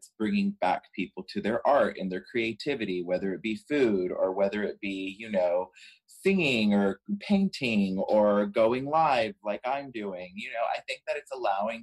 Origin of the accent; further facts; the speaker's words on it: Bay City, Texas, United States; I'm from a small town called Bay City, Texas. It's an hour and 30 minutes south of Houston.